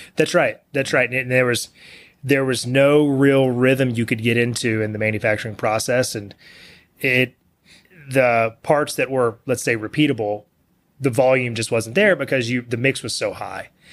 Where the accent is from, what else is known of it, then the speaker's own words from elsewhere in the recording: Bellville, Texas, United States; also born or lived in Austin, Texas; I grew up in Belleville, which is a small town west of here.